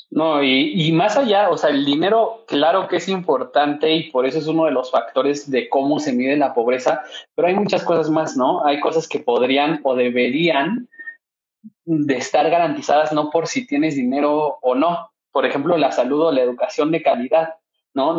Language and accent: Spanish; Mexico; debemos de tener garantizado como seres humanos y como mexicanos